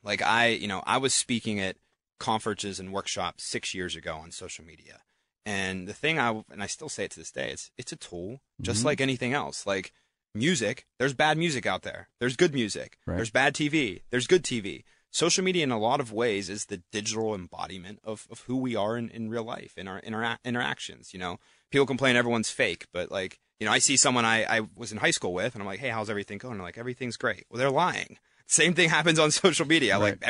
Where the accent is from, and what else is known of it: New Castle, Pennsylvania, United States; born or raised there